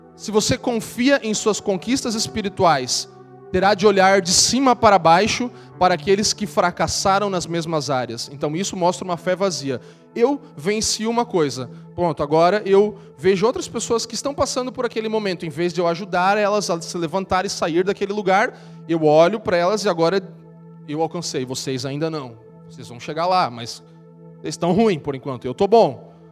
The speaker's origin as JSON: {"language": "Portuguese", "region": "Santa Catarina", "country": "Brazil", "said": "Eu sou de Santa Catarina"}